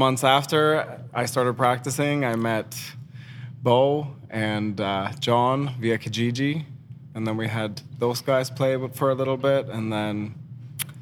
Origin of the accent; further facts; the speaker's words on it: Sweden; now in Kitchener, Canada; I am Swedish